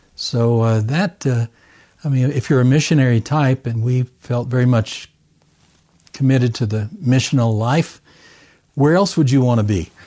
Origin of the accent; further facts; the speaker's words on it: Camden, Arkansas, United States; moved away as an adult; also born or lived in Japan / Hong Kong / Alexandria, Egypt / Tunisia; I, uh, was born and raised in Arkansas. Small town